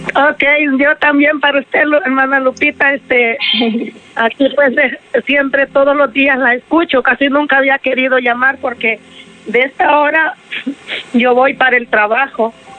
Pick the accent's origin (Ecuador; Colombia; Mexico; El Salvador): El Salvador; moved away as an adult; now in United States; Yo me vine del Salvador, yo soy del Salvador